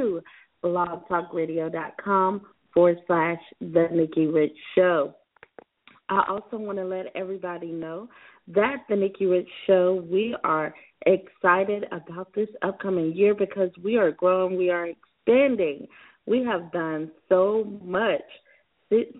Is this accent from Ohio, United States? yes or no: no; South Carolina, United States; my home state of South Carolina